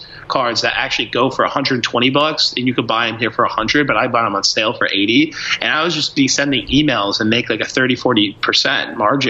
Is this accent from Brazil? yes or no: yes; Brazil; now in United States; I'm from Brazil originally, so I thought about how much, like, why my cousins would always ask me for electronics to bring that into Brazil for them